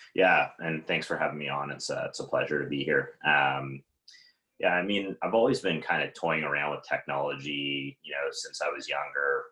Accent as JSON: {"language": "English", "town": "Toronto", "region": "Ontario", "country": "Canada", "also_born_or_lived": "Ottawa", "said": "I was in Ottawa at the time and I'm from Toronto"}